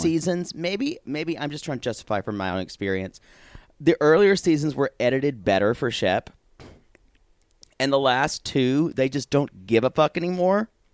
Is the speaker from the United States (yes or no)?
yes; South Carolina, United States; that's the environment where I grew up.